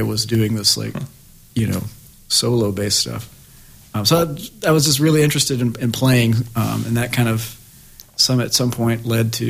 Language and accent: English; Harriman, Tennessee, United States; moved away as an adult; also born or lived in Knoxville, Tennessee; now in Iowa City, United States; I grew up in East Tennessee